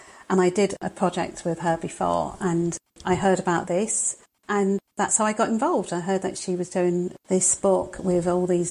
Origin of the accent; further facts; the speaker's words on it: London, United Kingdom; now in Crewe, United Kingdom; I was born in London. I'm a Londoner originally, but I'm up north at the moment